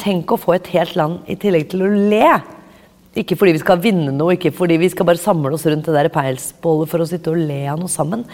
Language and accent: Norwegian; Oslo, Norway; jeg er fra Oppsal